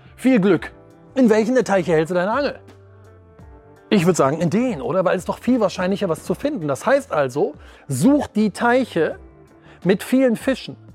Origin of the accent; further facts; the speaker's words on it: Wuppertal, North Rhine-Westphalia, Germany; Ich komme aus Wuppertal in einem ganz kleinen Standort, nämlich Wuppertal-Vorwinkel